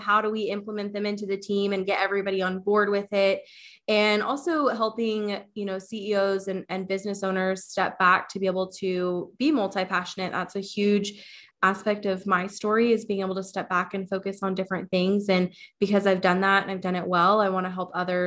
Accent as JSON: {"language": "English", "town": "Wichita", "region": "Kansas", "country": "United States", "said": "I'm from Wichita, Kansas"}